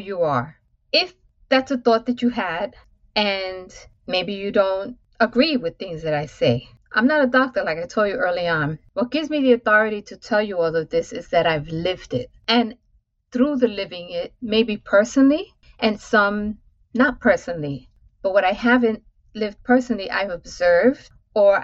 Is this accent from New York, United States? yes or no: yes; New York City, New York, United States; So all of those go between the Upper West Side to East Harlem to the South Bronx. This is my growing up